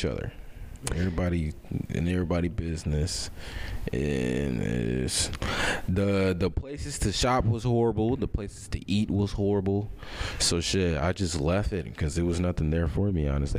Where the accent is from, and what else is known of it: St. Louis, Missouri, United States; born or raised there